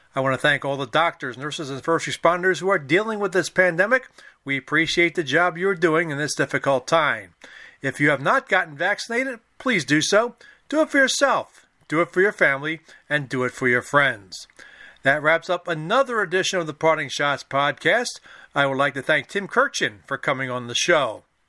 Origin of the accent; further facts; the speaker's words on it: Philadelphia, Pennsylvania, United States; when I was growing up in Philadelphia.